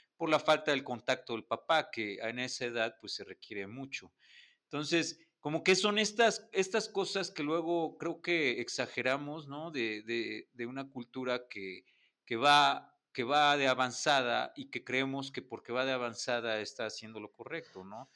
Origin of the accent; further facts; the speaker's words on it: Puebla, Mexico; como poblanos, creo que todos quisimos estudiar en la UDLA